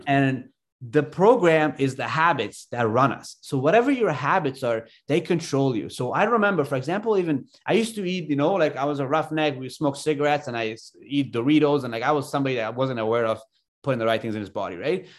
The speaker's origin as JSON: {"language": "English", "region": "Ontario", "country": "Canada", "tie": "born or raised there", "also_born_or_lived": "Afghanistan / Alberta, Canada", "moved": "as an adult", "said": "I came to Canada when I was younger and thirty-one now, but I grew up in Ontario, went to school there"}